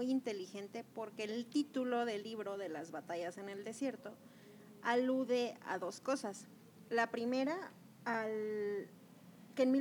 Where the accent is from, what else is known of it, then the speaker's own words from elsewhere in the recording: Mexico City, Mexico; yo me inspiré porque yo crecí en la calle de Zacatecas en la Roma